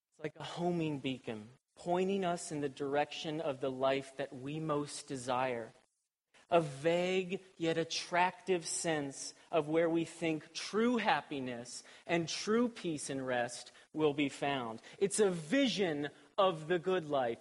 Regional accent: Columbus, Ohio, United States; I was born and raised in Columbus, Ohio.

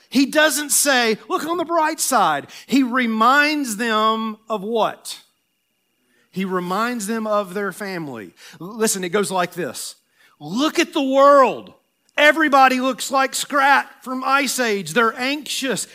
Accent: Tennessee, United States; I'm from Tennessee

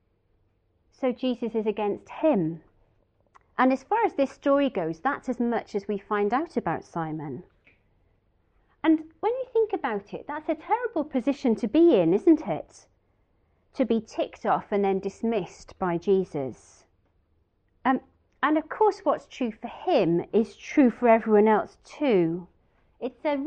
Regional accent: Wales, United Kingdom; being Welsh

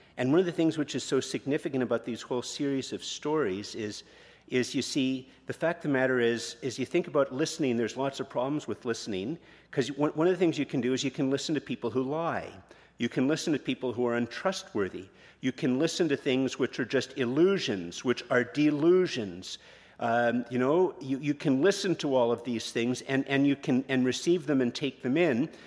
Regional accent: Canada; we're Canadian

